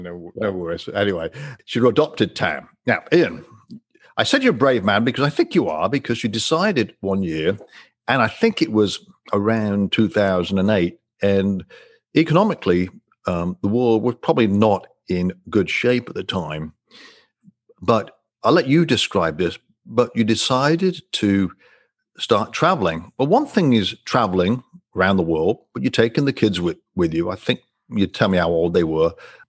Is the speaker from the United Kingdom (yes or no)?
yes; Coventry, West Midlands, United Kingdom; now in United States; Well, I'm a Coventry guy from the centre of England.